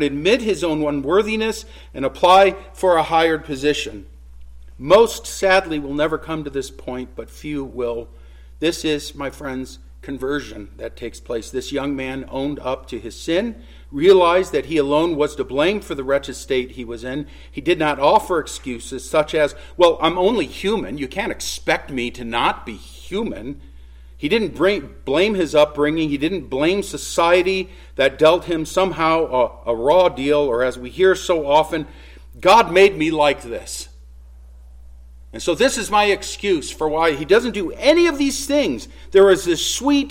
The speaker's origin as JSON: {"language": "English", "area": "Jeffrey Dahmer's hometown", "region": "Ohio", "country": "United States", "tie": "born or raised there", "said": "Jeffrey Dahmer grew up in my hometown"}